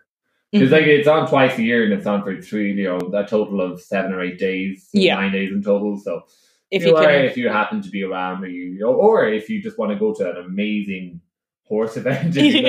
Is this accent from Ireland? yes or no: yes; Ireland